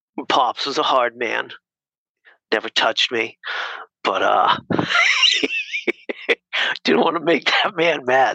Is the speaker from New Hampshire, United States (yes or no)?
yes; Nashua, New Hampshire, United States; So Nashville, New Hampshire. So okay. Right over the border.